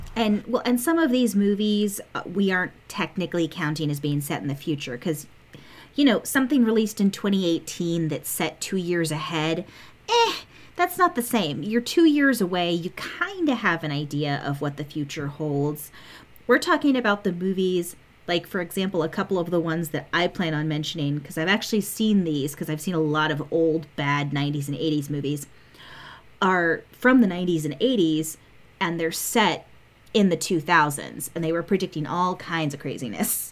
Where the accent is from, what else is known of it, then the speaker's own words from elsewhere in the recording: United States; as an American